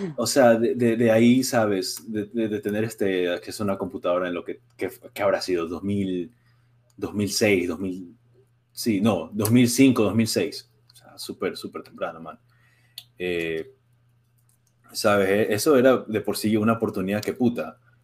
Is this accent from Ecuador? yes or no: yes; Ecuador; now in Springfield, United States; yo soy de Ecuador